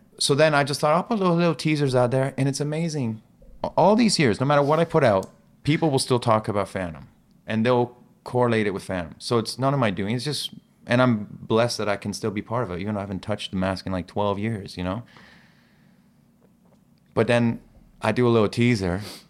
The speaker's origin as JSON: {"language": "English", "town": "Ostia", "region": "Lazio", "country": "Italy", "tie": "born or raised there", "also_born_or_lived": "Iran", "said": "That was my first home. Because I was when I was born in Iran, I was probably there 2-3 months, and that's it. And then Italy for the first 2-3 years of my life."}